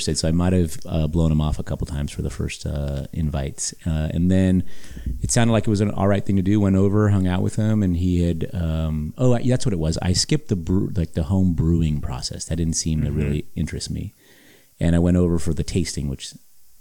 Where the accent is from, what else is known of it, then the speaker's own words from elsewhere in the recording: Los Angeles, California, United States; born and raised in Hollywood